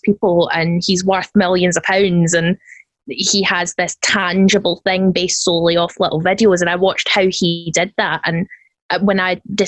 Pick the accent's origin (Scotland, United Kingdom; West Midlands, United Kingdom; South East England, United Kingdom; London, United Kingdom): Scotland, United Kingdom; I am Scottish